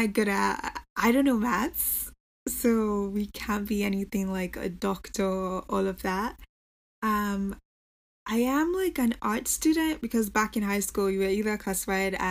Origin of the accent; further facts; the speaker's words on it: Nigeria; moved away as an adult; also born or lived in United States / England; now in New York, United States; So I grew up in Nigeria, but I was born in America. So I spent most of my years in Nigeria